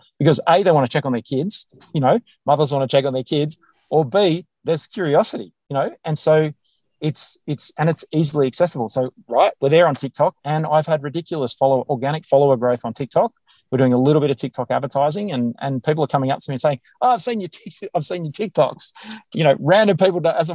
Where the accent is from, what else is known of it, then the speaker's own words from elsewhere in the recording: Australia; accent: Australian; my accent, my Australian accent